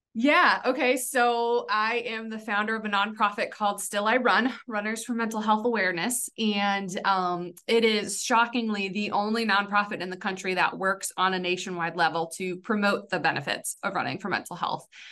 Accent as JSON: {"language": "English", "region": "California", "country": "United States", "moved": "as an adult", "said": "I came from California"}